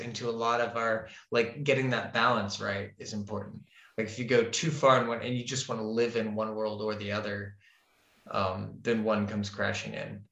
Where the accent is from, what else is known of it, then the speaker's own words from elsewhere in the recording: Florida, United States; moved away as an adult; now in Scandinavia; I grew up in Florida